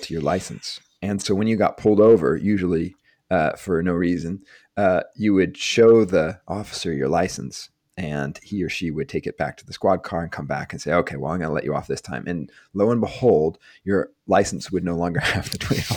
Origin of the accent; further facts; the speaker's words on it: Madison, Wisconsin, United States; growing up in Madison, Wisconsin, which is not too far from Chicago